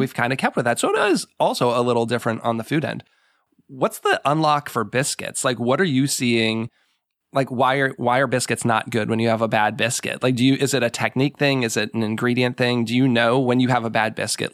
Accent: New England, United States; moved away; I grew up in New England

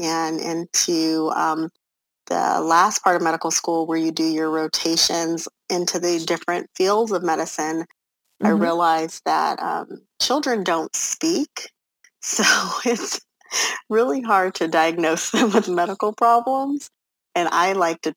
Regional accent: Los Angeles, California, United States; moved away as an adult; now in Texas, United States; I come from Los Angeles, California, born and raised, the middle child of 11 children

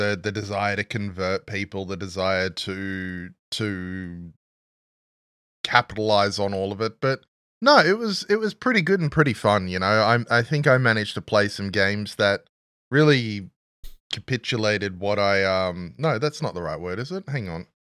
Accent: Australia; we're both Australian

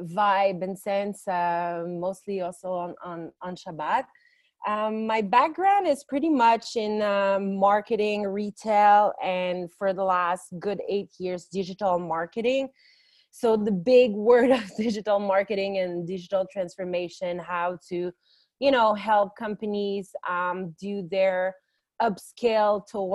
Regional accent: Montreal, Quebec, Canada; moved away as an adult; also born or lived in Paris, France; now in Jerusalem, Israel; I'm a French Canadian from French parents, born and raised in Canada. I made Aliyah. So I immigrated to Israel 2 years ago from Montreal. I'm now based in Jerusalem after being a few weeks, let's say, in Tel Aviv.

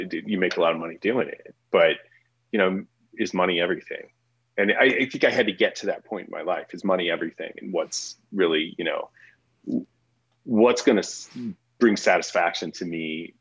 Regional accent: St. Louis, Missouri, United States; also born or lived in Oklahoma; now in Colorado, United States; I grew up in St. Louis.

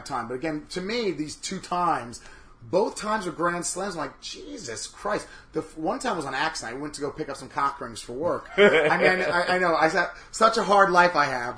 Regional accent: New York, United States; I am a New Yorker through and through

